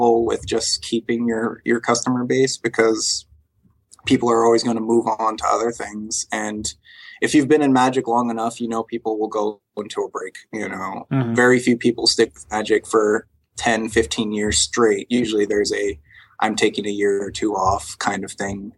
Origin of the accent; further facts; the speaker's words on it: Northeast, United States; also born or lived in New York; now in Austin, United States; I grew up in the Northeast